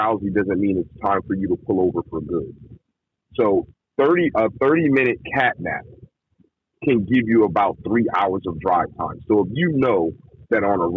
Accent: East Coast, United States; I'm from the East Coast

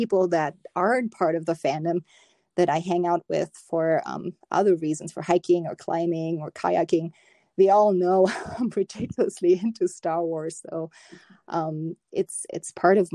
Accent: Germany; moved away as an adult; now in United States; growing up in Germany

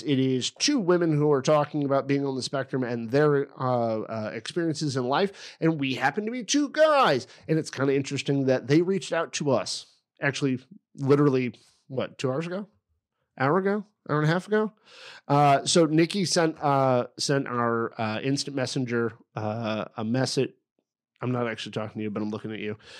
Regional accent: Effingham, Illinois, United States; I was born in Effingham, Illinois

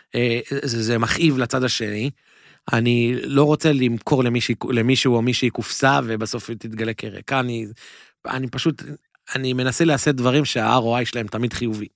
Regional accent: Jerusalem, Jerusalem District, Israel; moved away as an adult; also born or lived in Mevaseret Zion; now in New York, United States; אז גדלתי בירושלים, נולדתי וגדלתי בירושלים

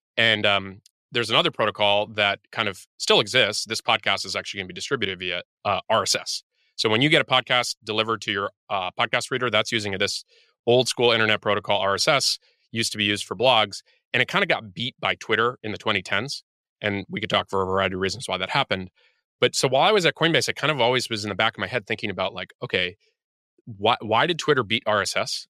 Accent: United States; I'm American

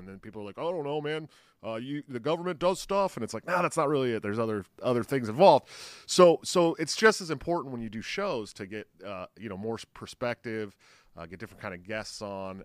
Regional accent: California, United States; I grew up in California

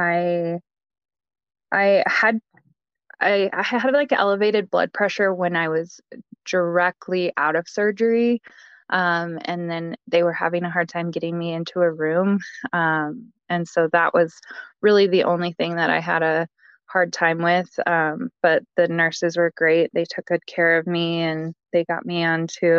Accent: Colorado, United States; I'm from Colorado

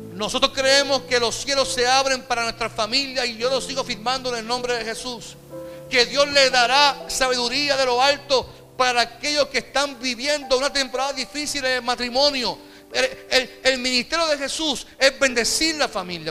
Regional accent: Puerto Rico; como puertorriqueño

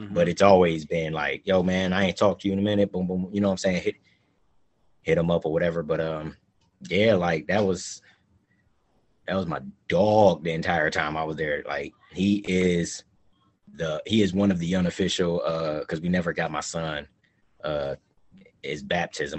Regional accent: Cleveland, Ohio, United States; moved away as an adult; also born or lived in San Diego, California; I'm originally from Cleveland. Yeah, I'm from Cleveland, Ohio.

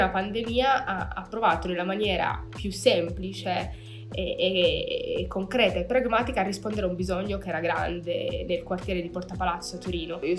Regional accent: Meknes, Fès-Meknès, Morocco; now in Italy; oggi parliamo di cittadinanza. Nasco in Marocco, vengo da Meknes, città imperiale bellissima marocchina. Io abito eh, in Italia dal 2002

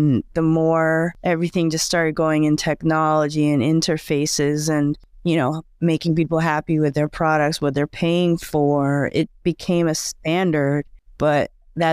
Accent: Bangkok, Thailand; born there; I was born in Thailand, in Bangkok, but my family has moved around because my father was a diplomat.

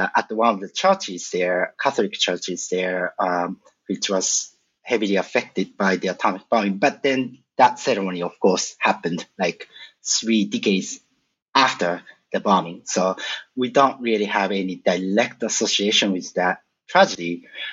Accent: a suburb of Tokyo, Japan; moved away as an adult; I was born and I grew up in Japan, a suburb of Tokyo, until 23 years old

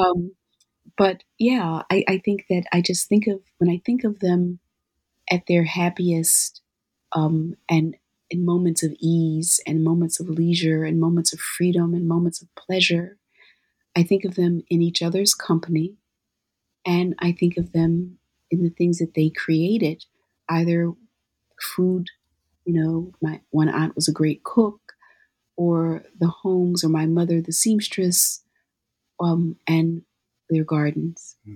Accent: Philadelphia, Pennsylvania, United States; moved away; when I was growing up in Philadelphia

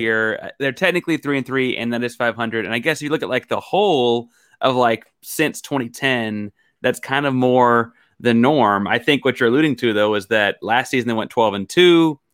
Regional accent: Houston, Texas, United States; I was born in Houston and I've been a, a Houston sports fan my whole life

